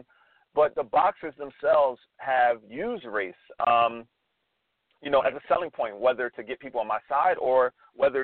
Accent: United States; being an American

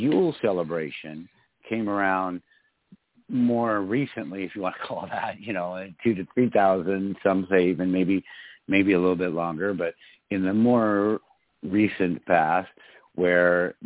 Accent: Michigan, United States; my home state of Michigan

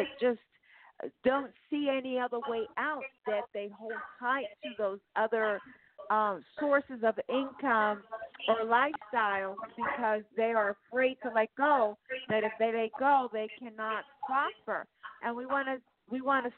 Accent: San Jose, California, United States; also born or lived in Torrance / Lancaster; I'm a native of San Jose, California. I was born there. And I lived in Torrance and I lived in Lancaster

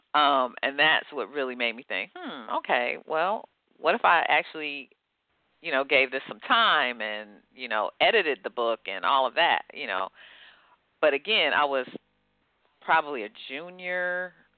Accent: Detroit, Michigan, United States; I grew up in Detroit, Michigan.

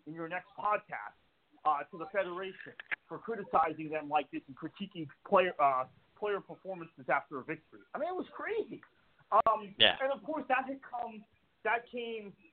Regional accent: Fort Lauderdale, Florida, United States

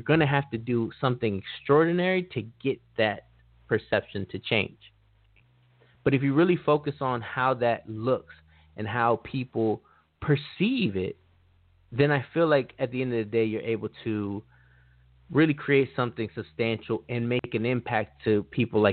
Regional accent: Los Angeles, California, United States; I'm from Los Angeles

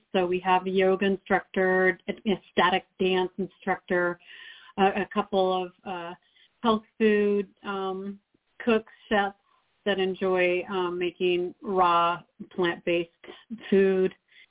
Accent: Alaska, United States; also born or lived in Montana; And then my family moved us up to Alaska, so I grew up mainly in Alaska, probably for most of my majority of my schooling was.

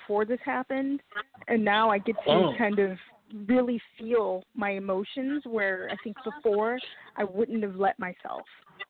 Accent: California, United States; from California.

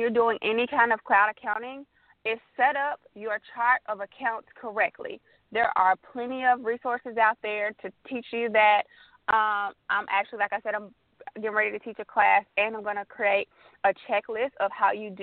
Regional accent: Memphis, Tennessee, United States; moved away as an adult; now in Atlanta, United States; I'm originally from Memphis, Tennessee.

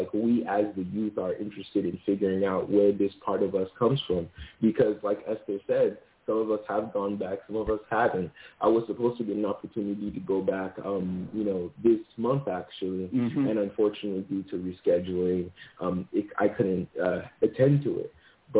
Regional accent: Zambia; born there; moved away; I was born in Zambia, moved here sometime, and then through, you know, just through growing up, I learned this, this, and this, right?

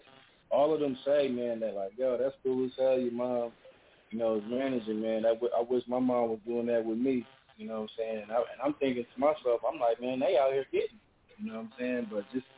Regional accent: Sacramento, California, United States; now in Dallas, United States; I'm really originally from Sacramento, California. You know, my folks, they from Long Island, you know, so, and I live in the South

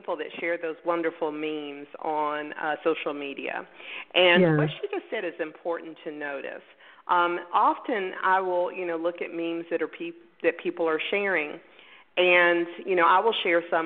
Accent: Pensacola, Florida, United States; I was born in Pensacola, Florida. You know, we're in the Bible Belt

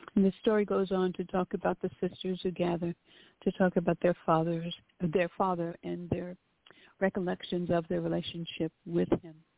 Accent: New York, United States; moved away; We we're originally from New York

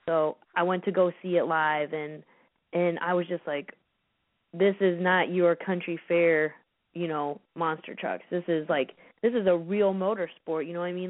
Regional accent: United States; also born or lived in Chicago; I'm from the Quad Cities

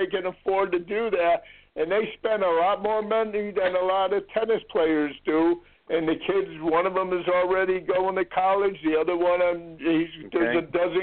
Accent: Connecticut, United States; moved away as an adult; now in Florida, United States; I'm from Connecticut originally

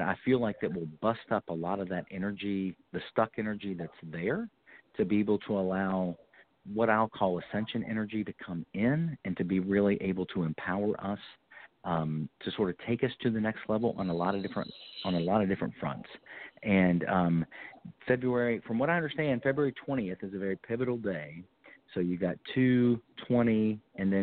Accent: North Carolina, United States; also born or lived in Florida; that's my home state. I'm in Winston-Salem

